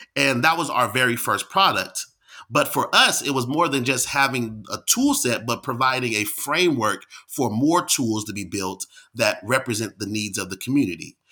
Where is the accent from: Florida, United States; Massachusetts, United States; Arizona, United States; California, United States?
California, United States; Bay Area; moved away as an adult; also born or lived in Washington, D.C. / Pittsburgh, Pennsylvania; I'm from California in the Bay Area